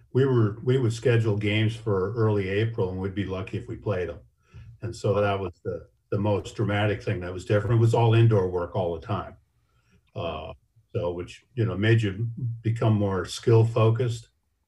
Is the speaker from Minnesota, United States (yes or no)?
yes; Minnesota, United States; moved away as an adult; also born or lived in Wisconsin / Washington; Well, I'm originally from Minnesota.